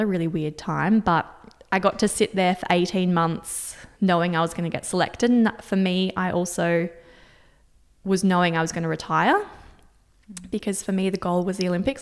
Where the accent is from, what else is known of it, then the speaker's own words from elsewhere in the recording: Singapore; moved away; I was born and grew up in Singapore.